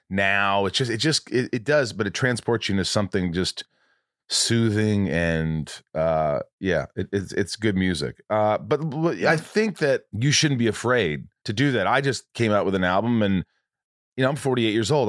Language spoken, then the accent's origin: English; Los Angeles, California, United States; I grew up in in Hollywood.